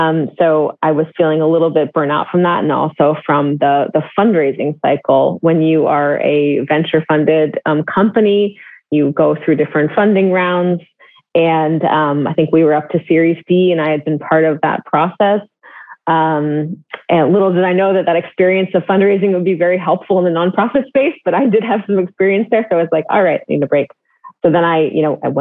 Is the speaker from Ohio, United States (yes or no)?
no; Northern California, United States; I'm from the Bay Area, from further north, but if you're from Northern California, you say you're from the Bay Area, that's what you do. And I lived, you know, most of my younger life in the Bay Area